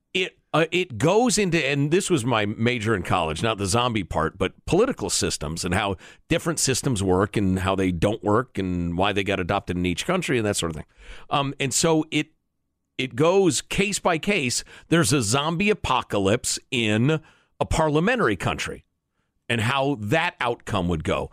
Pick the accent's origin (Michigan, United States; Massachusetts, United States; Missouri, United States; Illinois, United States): Illinois, United States; Chicago; I grew up in Chicago